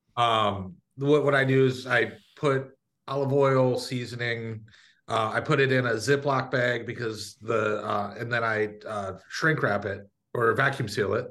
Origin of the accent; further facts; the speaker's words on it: Michigan, United States; moved away; I grew up in Michigan